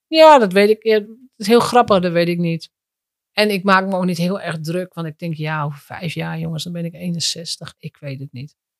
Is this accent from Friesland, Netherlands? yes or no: no; Drenthe, Netherlands; moved away; ik kom uit Drenthe oorspronkelijk. Als Drents meisje